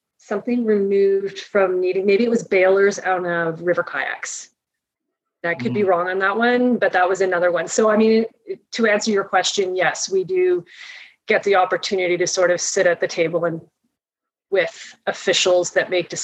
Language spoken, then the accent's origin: English; Toronto, Ontario, Canada; I grew up in Toronto. I grew up in Scarborough